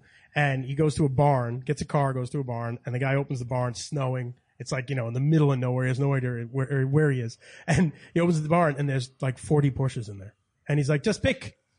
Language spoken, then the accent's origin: English; Long Island, New York, United States; moved away; Yeah. Yeah. I grew up in Long Island.